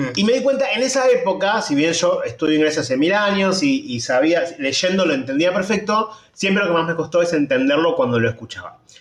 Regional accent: Argentina; somos argentinos

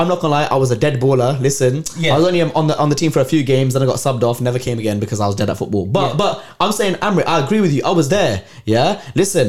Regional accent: London, United Kingdom; I'm from London.

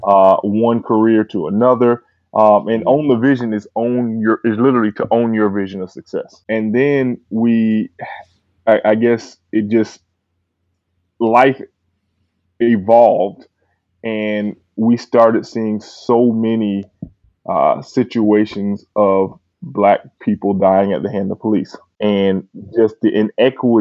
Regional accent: Miami, Florida, United States; moved away as an adult; also born or lived in Georgia; now in Atlanta, United States; I'm originally from Miami

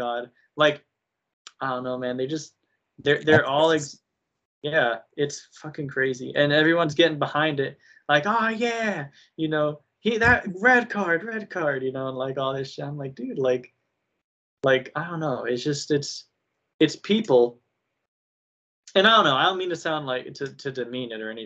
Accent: United States; I'm an American, but also I'm a patriot

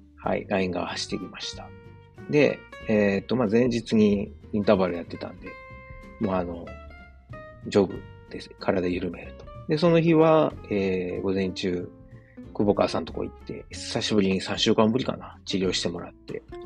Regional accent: Osaka, Japan; moved away as an adult; also born or lived in Qatar; now in Germany; 自分の実家であるですね、駒川、東屋、はい、親父とおかんがやってる、えー、大阪、駒川いうところ

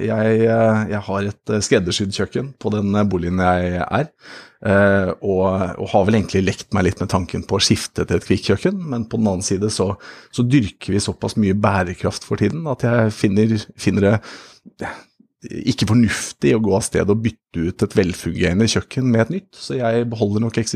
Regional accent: Tynset, Innlandet, Norway; born there; jeg er født på Tynset som Solan Gundersen.

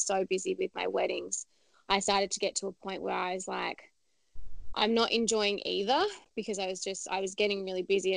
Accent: Adelaide, South Australia, Australia; moved away as an adult; now in Melbourne, Australia; I'm actually originally from Adelaide, so I moved over to Melbourne

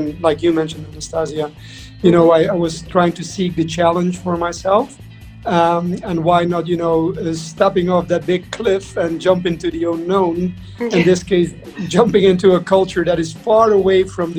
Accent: Netherlands; moved away as an adult; also born or lived in Madrid / Japan / London; now in Dubai, United Arab Emirates; I'm from the Netherlands. So Dutch from origin.

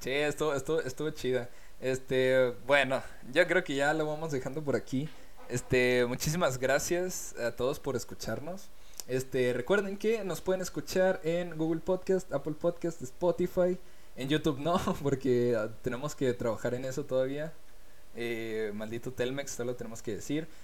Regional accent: Mexico; born or raised there

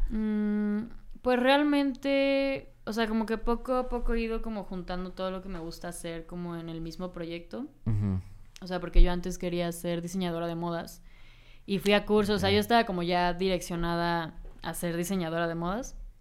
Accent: Cancún, Quintana Roo, Mexico; yo soy de Cancún entonces, eh, pues es un pueblo muy chiquito

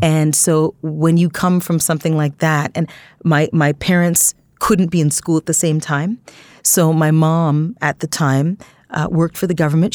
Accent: Toronto, Ontario, Canada; I grew up in Scarborough, Ontario, Canada

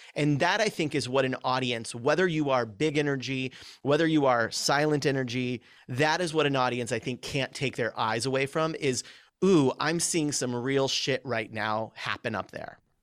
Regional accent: California, United States; moved away; also born or lived in Chicago; I grew up out here. So we moved to California

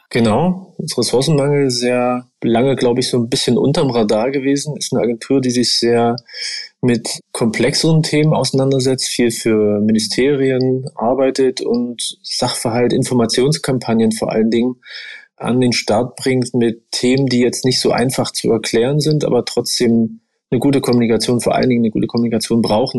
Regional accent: Brandenburg, Germany; moved away as an adult; now in Dresden, Germany; Ich bin ja in Brandenburg groß geworden, dort hat man 13 Jahre Schule.

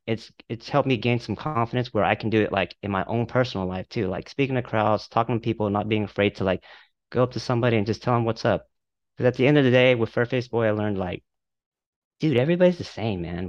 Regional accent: Dallas-Fort Worth area, Texas, United States; I'm from the Dallas-Fort Worth area.

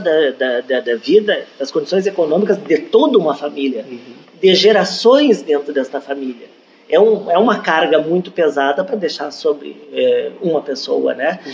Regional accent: Brazil; como brasileiro, a gente tem o, o hábito de acompanhar os times

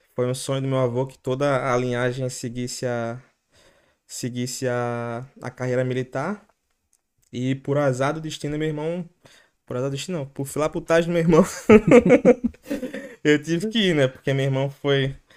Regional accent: Recife, Pernambuco, Brazil; moved away as an adult; now in Ireland; Eu sou branco, pô, eu sou de Recife

